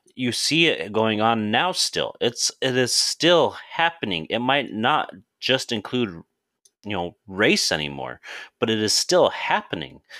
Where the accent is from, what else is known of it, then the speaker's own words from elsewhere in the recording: South Dakota, United States; now in Indiana, United States; growing up Native American, I grew up in South Dakota, and I moved to Indiana probably in, I think I wanna say it was two thousand